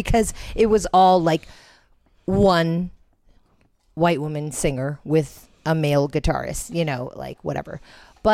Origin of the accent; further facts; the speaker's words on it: Philippines; we're Filipino